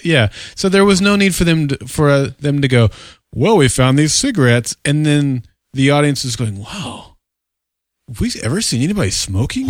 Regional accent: Oklahoma, United States; every young child growing up in Oklahoma, we lived in a trailer park

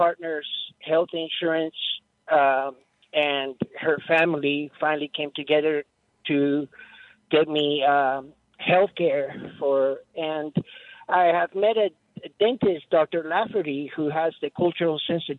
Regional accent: Merizo, Guam; now in Albuquerque, United States; I represent the Chamorro people. The Flying Proa families from Merizo, Guajan, also known as Guam.

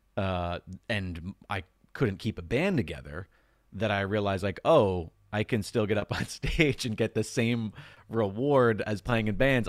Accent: Long Island, New York, United States; growing up on Long Island

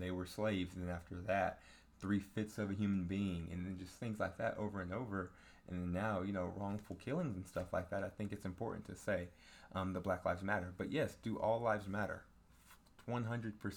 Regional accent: Denton, Texas, United States; I grew up in Denton, Texas

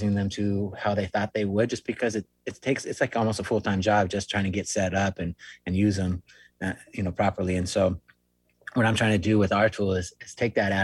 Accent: Long Beach, California, United States; moved away as an adult; I am actually originally from Southern California. That's where I spent the majority of my life, over near in Long Beach, near Huntington Beach, Seal Beach, that kind of area

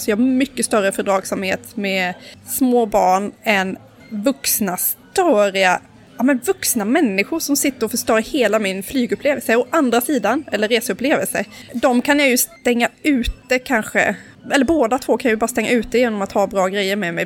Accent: Karlskrona, Blekinge, Sweden; now in Stockholm, Sweden; Karlskrona där jag kommer ifrån

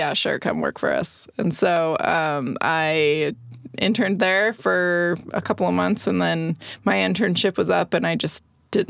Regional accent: Orange County, California, United States; moved away as an adult; now in Salt Lake City, United States; I grew up in Orange County, California. I'm not originally from Salt Lake

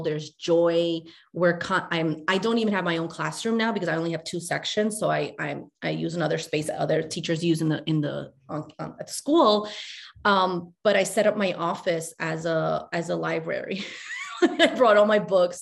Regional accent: New York City, New York, United States; also born or lived in Chile; I moved to New York with my mom when I was five from Chile

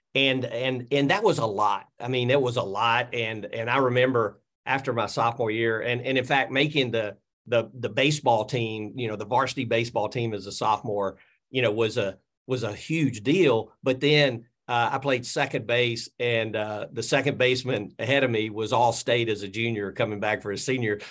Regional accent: Birmingham, Alabama, United States; I grew up in Birmingham area, I moved back to Birmingham

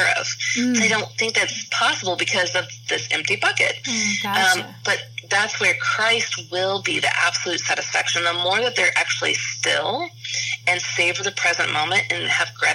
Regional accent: Kansas City, Missouri, United States; where I grew up in Kansas City

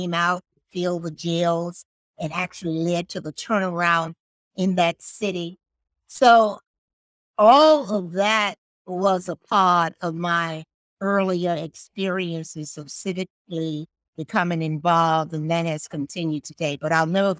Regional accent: Birmingham, Alabama, United States; moved away; also born or lived in Knoxville, Tennessee; growing up in Birmingham, Alabama, the segregated South

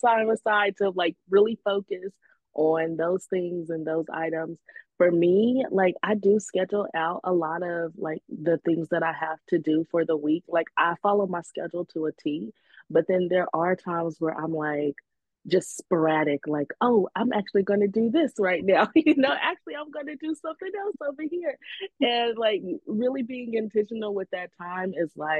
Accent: Indiana, United States; moved away as an adult; now in Los Angeles, United States; I'm originally from Indiana. Mm-hmm. I moved

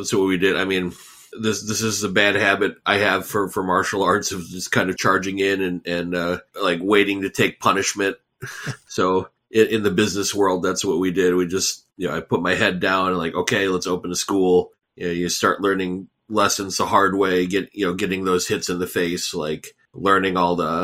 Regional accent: United States; I grew up here in the U.S. in the 80s and 90s, trying to find my place as an American

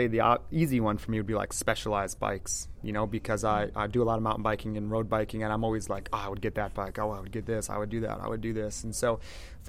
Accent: Texas, United States; being from Texas, I think, you know, I can say this because I am from Texas

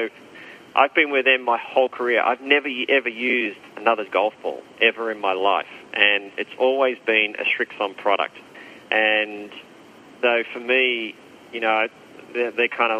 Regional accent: Australia; moved away as an adult; also born or lived in United States / Europe; as an Australian

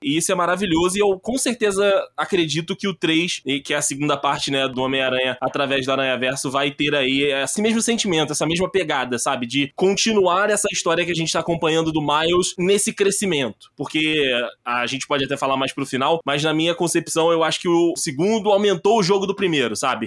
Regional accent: interior of Rio de Janeiro, Brazil; moved away as an adult; now in São Paulo, Brazil; vim do interior do Rio de Janeiro e acabei vindo para Nova York brasileira, Nova York Tupiniquim, que é São Paulo

